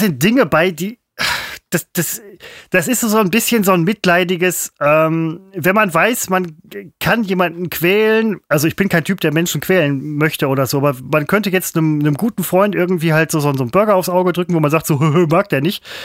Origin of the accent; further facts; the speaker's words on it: Mettmann district, North Rhine-Westphalia, Germany; ich komme aus dem Kreis, aus dem Roadstop kommt